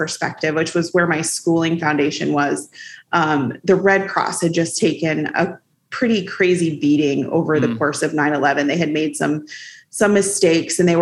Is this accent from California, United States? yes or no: no; Maine, United States; I grew up in Maine, just about 20 to 30 minutes away from where I am now, in a cow town